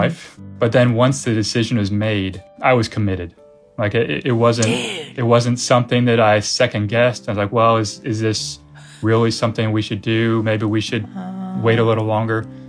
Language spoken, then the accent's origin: English; United States; moved away as an adult; also born or lived in China; I'm American